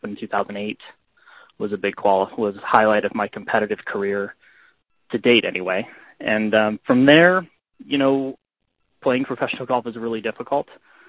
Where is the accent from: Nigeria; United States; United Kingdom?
United States; Northern California; moved away as an adult; also born or lived in Illinois; now in Chicago, United States; I grew up in Northern California